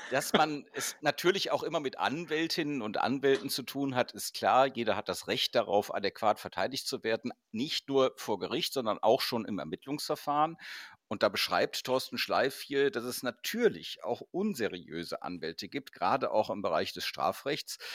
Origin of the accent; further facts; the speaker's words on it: Cologne, North Rhine-Westphalia, Germany; Ja, weil du vorhin Köln angesprochen hast, meine Heimatstadt und die Projekte, die da zum Teil gelaufen sind